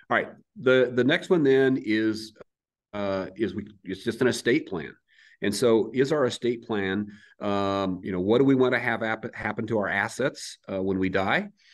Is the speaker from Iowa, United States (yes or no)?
yes; Crawfordsville, Iowa, United States; moved away as an adult; also born or lived in Adel, Iowa; now in Bella Vista, United States; I grew up in Southeast Iowa, a little town called Crawfordsville, but out in the country. So I'm a farm kid